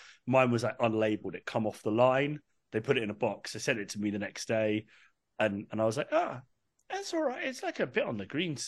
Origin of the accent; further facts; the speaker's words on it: England, United Kingdom; moved away; I'm from England originally, as you can tell.